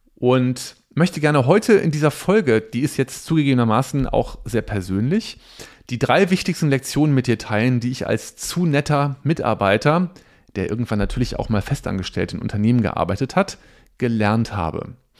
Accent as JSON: {"language": "German", "town": "Cologne", "region": "North Rhine-Westphalia", "country": "Germany", "said": "ich komme ja aus Köln"}